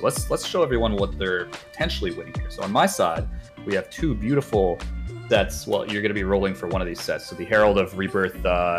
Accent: Canada

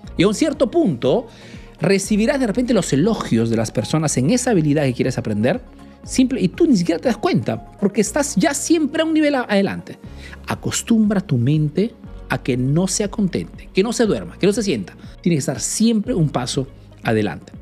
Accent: Peru; now in Italy

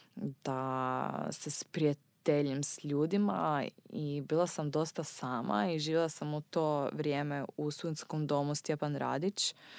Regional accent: Austria; Croatian is a second language; moved away as an adult; also born or lived in Graz, Austria; now in Zagreb, Croatia; rođena sam u Austriji. Moja mama je Austrijanka i moj tata je Austrijanac i baka i deda, oni su svi Austrijanci. Dakle, ja sam baš Austrijanka, nisam Hrvatica rođena negdje u inozemstvu.

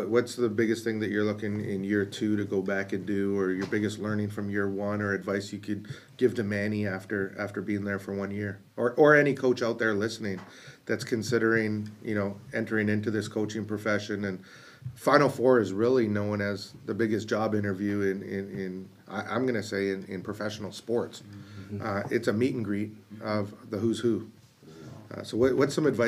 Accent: Canada; being a Canadian

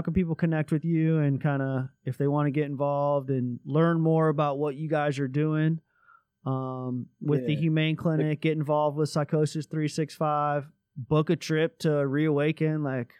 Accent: South Florida, United States; moved away; I grew up in South Florida, very close to the beach. Grew up surfing since I was like 5 years old.

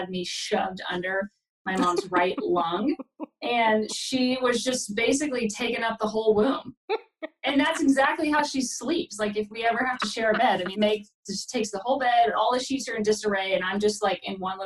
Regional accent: Redding, California, United States; moved away as an adult; now in Portland, United States; I'm from, like, Northern California, Redding

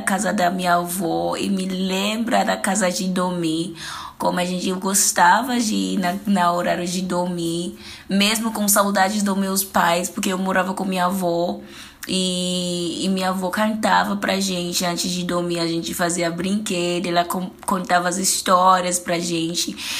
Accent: South Africa; Portuguese is a second language; moved away as an adult; now in São Paulo, Brazil; Eu sou da África do Sul, eu moro e vivo em São Paulo há oito anos agora

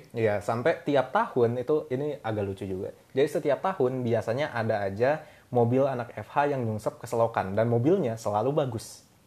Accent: Bandung, West Java, Indonesia; moved away as an adult; also born or lived in Depok; gue perantau jadi gue dari Bandung

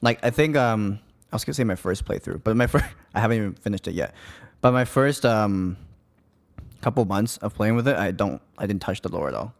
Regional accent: Bangkok, Thailand; I'm from Bangkok

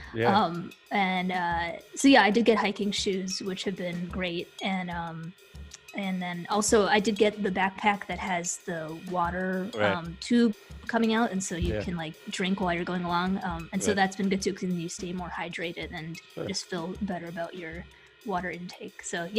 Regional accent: Midwest, United States; now in Knoxville, United States; I grew up in the Midwest, and so I did not grow up hiking.

